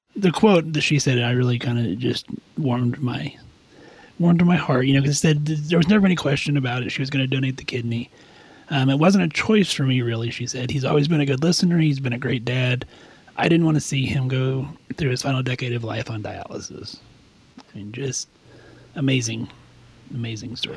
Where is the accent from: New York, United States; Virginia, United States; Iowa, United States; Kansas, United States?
Kansas, United States; I'm from Kansas